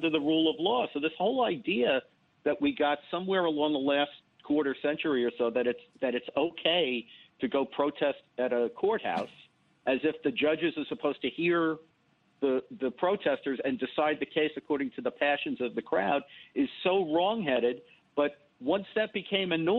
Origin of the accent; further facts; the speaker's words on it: New York City, New York, United States; I grew up in the South Bronx, in the Bronx, and went to school in the South Bronx in the 60s and 70s.